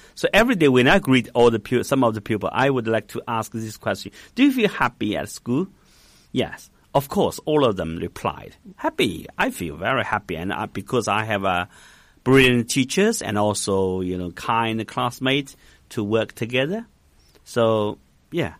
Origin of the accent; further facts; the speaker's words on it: Hangzhou, Zhejiang, China; English is a second language; I was born in Hangzhou